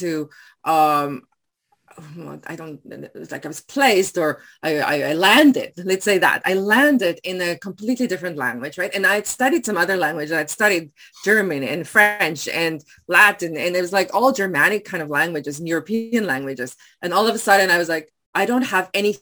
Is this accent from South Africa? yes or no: yes; South Africa; first language Afrikaans; English is a second language; moved away as an adult; also born or lived in Taiwan; now in Surrey, Canada; growing up in South Africa, while I was in this white bubble, I was a white person in a majority black country